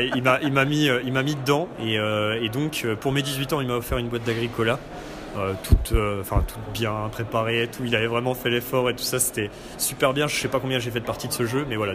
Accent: Nancy, Grand Est, France; je viens de Nancy

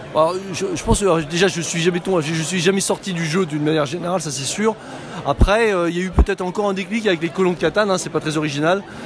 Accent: Paris, Île-de-France, France; je viens de Paris

